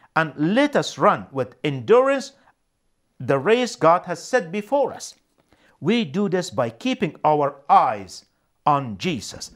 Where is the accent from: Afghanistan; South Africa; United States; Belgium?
Afghanistan; moved away as an adult; also born or lived in Canada; now in Winnipeg, Canada; I was born and raised in Afghanistan